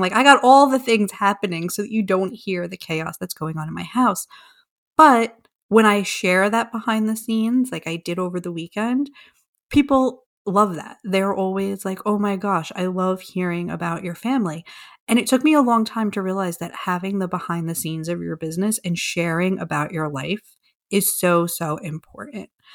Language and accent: English; New York, United States; I am from New York